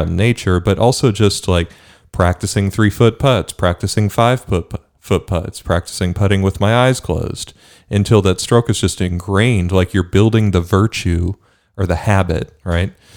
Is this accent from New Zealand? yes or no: no; Bermuda; moved away; I grew up in Bermuda